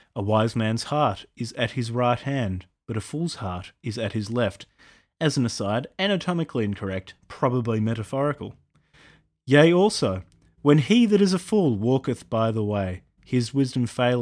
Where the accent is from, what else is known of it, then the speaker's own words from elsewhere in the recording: Australia; I'm an Australian